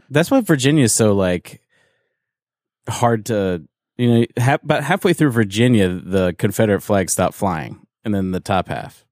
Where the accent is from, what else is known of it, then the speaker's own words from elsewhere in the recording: Canada; I'm from, I'm from Canada